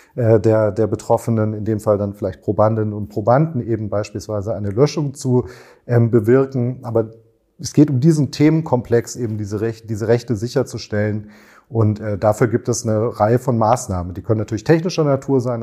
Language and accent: German; Germany; bei uns in Deutschland